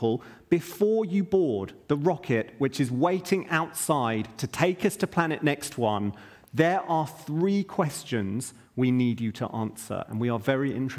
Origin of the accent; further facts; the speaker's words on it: United Kingdom; I'm British